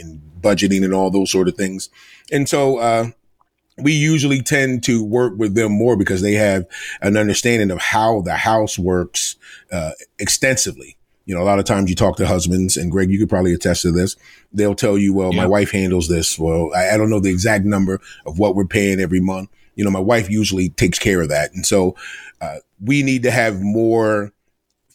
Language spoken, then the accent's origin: English; United States; moved away as an adult; now in Rhode Island, United States; I am originally from Delaware, the Maryland Eastern Shore, and I went to school in Rhode Island, and that's how I ended up in Rhode Island.